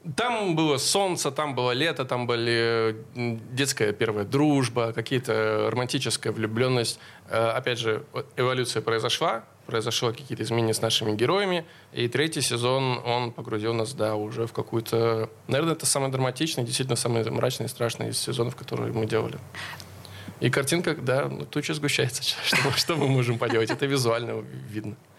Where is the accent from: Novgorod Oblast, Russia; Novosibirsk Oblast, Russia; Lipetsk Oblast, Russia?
Novgorod Oblast, Russia; Veliky Novgorod; Мы оба из Великого Новгорода